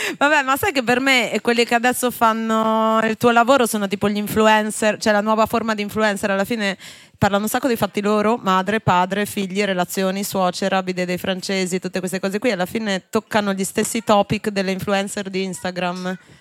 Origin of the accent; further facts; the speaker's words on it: Genoa, Liguria, Italy; Io sono di Genova